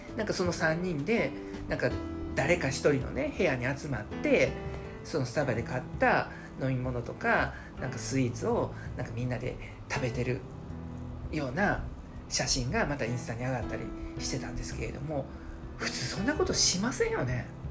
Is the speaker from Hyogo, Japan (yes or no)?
yes; Hyogo, Japan; 私と同じ兵庫県出身